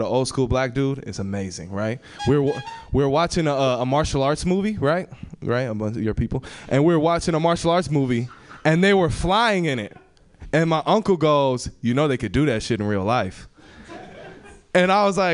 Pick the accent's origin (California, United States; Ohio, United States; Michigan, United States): California, United States; San Francisco; I'm born and raised in San Francisco